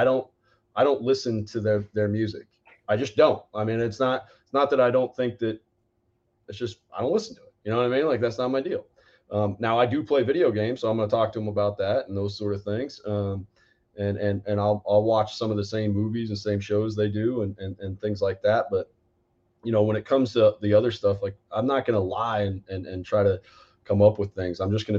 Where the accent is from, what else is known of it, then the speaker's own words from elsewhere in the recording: Denver, Colorado, United States; moved away; when I grew up in Denver